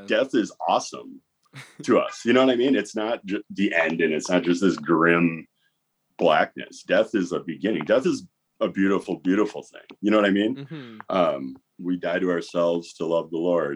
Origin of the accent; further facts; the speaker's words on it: Wisconsin, United States; I grew up in Wisconsin, so that's what Wisconsin kids